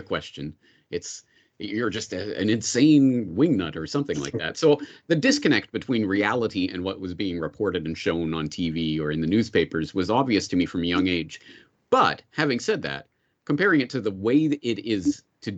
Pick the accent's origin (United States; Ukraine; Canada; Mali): Canada; growing up in Canada in the 1980s, 1990s